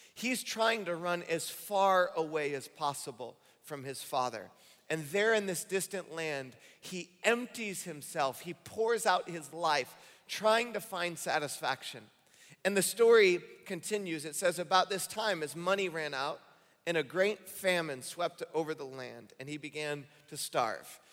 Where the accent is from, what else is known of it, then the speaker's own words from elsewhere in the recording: Michigan, United States; moved away as an adult; I grew up in Michigan